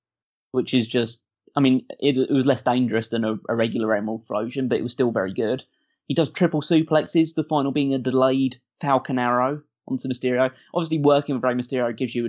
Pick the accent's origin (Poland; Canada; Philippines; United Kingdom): United Kingdom; I'm British